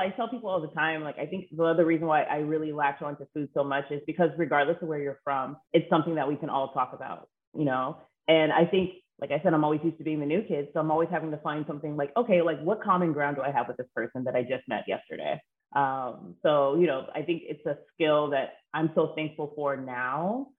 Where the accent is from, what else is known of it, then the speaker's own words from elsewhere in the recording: Ohio, United States; born there; also born or lived in Athens, Greece; I was born in Ohio, so a lot of my family's from Cincinnati. We then moved to Athens, Greece, which is like an amazing experience.